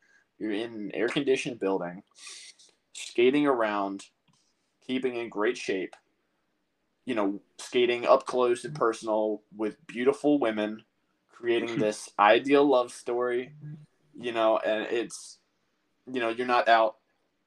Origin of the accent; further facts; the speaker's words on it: North Carolina, United States; growing up in North Carolina